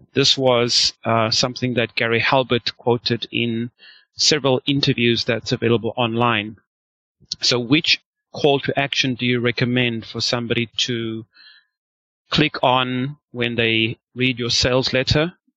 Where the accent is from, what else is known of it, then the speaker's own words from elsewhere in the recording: South Africa; now in China; I'm from South Africa and living in China